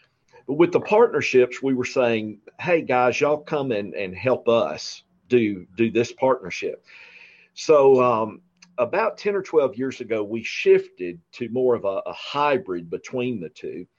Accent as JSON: {"language": "English", "region": "Mississippi", "country": "United States", "tie": "born or raised there", "also_born_or_lived": "Alabama", "moved": "as an adult", "said": "I came back to Mississippi, to my hometown, and taught for 2 years."}